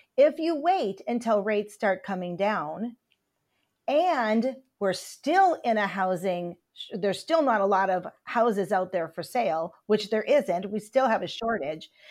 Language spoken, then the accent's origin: English; Upper Michigan, United States; I grew up in Upper Michigan